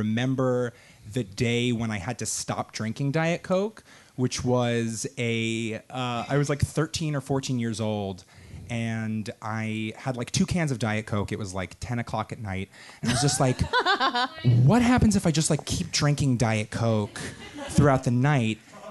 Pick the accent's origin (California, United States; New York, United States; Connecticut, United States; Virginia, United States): New York, United States; Long Island; I'm from Long Island.